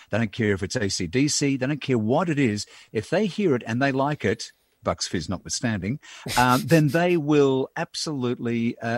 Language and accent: English; Melbourne, Victoria, Australia; I grew up in East St Kilda. It's uh, it was actually uh, interesting growing up uh, in the when I was born in '51. Mm. Um, so I'm in my 70th year now